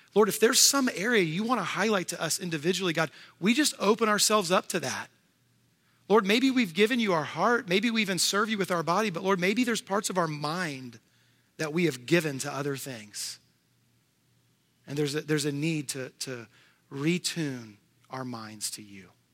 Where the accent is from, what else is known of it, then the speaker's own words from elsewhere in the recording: Houston, Texas, United States; now in Tennessee, United States; I'm living in Tennessee, but I grew up in Houston, Texas.